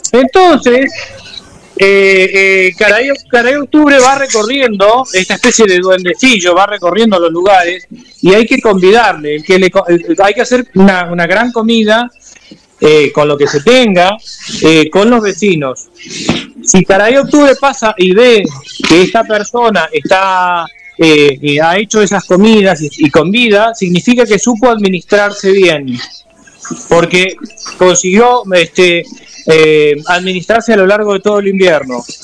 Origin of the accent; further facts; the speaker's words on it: Chaco, Argentina; born there; Mi vieja era de Santiago del Estero, mi viejo de Misiones, yo nací en el Chaco y mi, hermano sí nació en Mar del Plata, pero es el único.